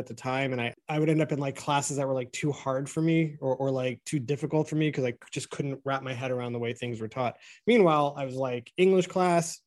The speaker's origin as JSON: {"language": "English", "country": "United States", "tie": "born or raised there", "said": "how we grew up here in America, this country in particular"}